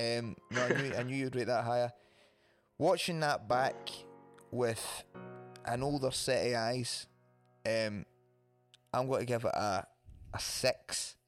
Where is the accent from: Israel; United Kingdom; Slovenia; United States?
United Kingdom; Wishaw, Scotland; The drummer Jamie is from my hometown of Wisher.